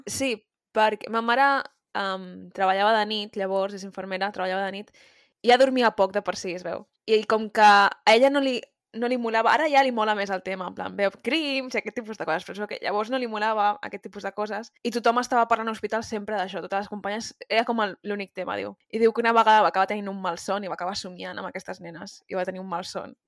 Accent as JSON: {"language": "Catalan", "region": "Catalonia", "country": "Spain", "said": "com a persona catalana"}